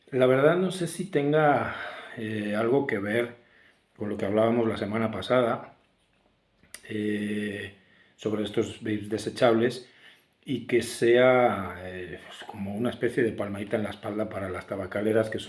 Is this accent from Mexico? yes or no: no; Valladolid, Castile and León, Spain; ya en mi pueblo, en Valladolid, que es la ciudad que me vio nacer hace un poquito más de 48 años.